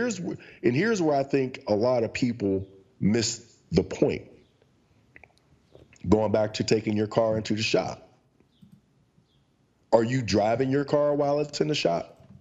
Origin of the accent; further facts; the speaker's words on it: Pittsburgh, Pennsylvania, United States; The question got to me and I felt stupid to say Pittsburgh.